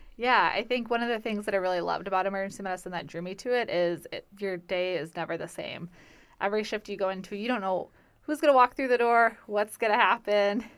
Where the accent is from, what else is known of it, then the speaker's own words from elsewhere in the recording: Midwest, United States; moved away as an adult; also born or lived in Valparaiso, Indiana / Wisconsin / Virginia; now in Florida, United States; growing up in the Midwest